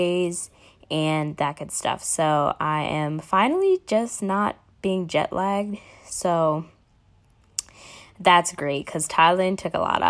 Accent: Florida, United States; moved away; I'm checking in from Florida. I am back home for winter break

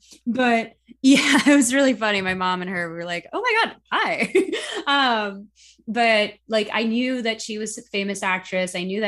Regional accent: Philippines; being both Filipino and being a, you know, trained vocalist

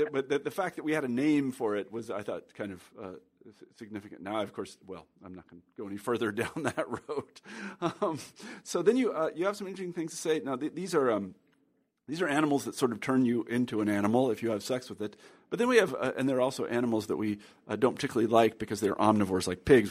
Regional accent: Midwest, United States; growing up in the Midwest

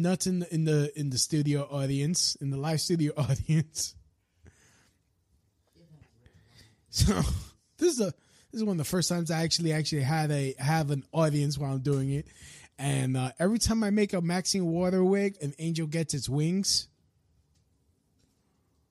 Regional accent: New York, United States; as a New Yorker

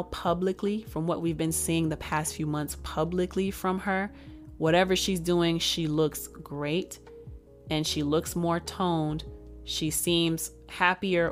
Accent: Texas, United States; I'm from Texas

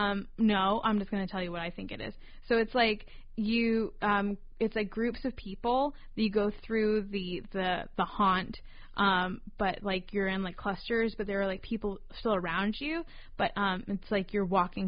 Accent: North Carolina, United States; Where I grew up in North Carolina

